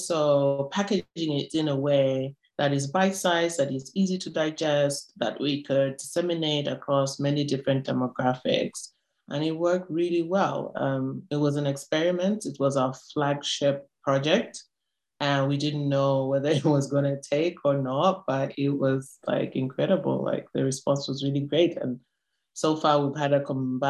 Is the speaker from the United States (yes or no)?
no; North-Western Province, Zambia; I'm from the Northwestern part of Zambia